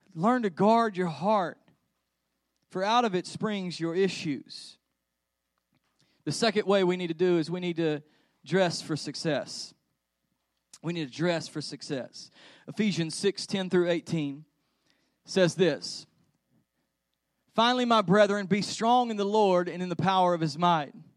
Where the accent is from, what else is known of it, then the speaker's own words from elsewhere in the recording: Texas, United States; we're from Texas